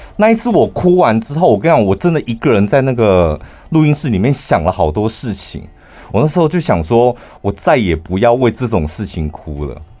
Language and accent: Chinese; central Taiwan, Taiwan; 我们中部人